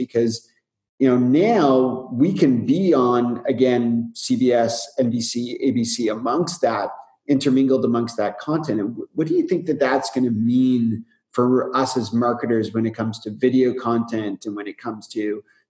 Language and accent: English; Canada; I'm Canadian, as a lot of our listeners know.